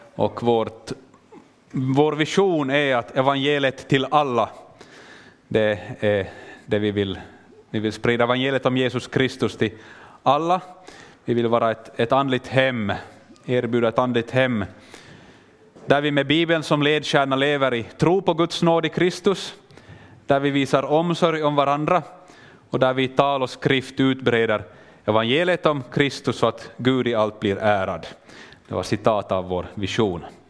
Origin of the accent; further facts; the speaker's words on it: Finland; also born or lived in Kenya; jag kommer från Finland men jag pratar svenska